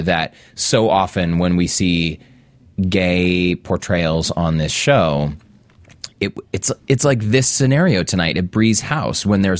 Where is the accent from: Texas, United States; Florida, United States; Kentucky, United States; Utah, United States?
Utah, United States; Salt Lake City; I'm born and raised in Salt Lake City